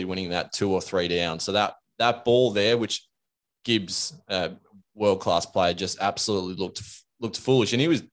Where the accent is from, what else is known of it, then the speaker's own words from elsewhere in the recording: Australia; as an Australian who grew up in the golden era